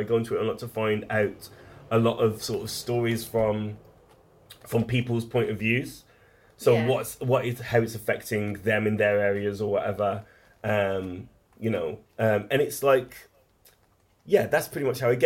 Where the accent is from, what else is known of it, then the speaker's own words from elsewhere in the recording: Wolverhampton, West Midlands, United Kingdom; I was lucky to grow up in a decent part of Wolverhampton